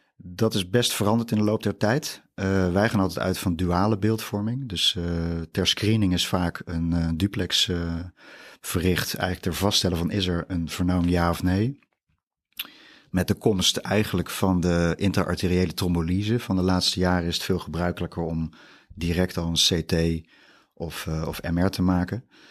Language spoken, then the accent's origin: Dutch; Utrecht, Netherlands; also born or lived in Randstad / Drenthe; Ik ben echt Utrechts product, geboren in Utrecht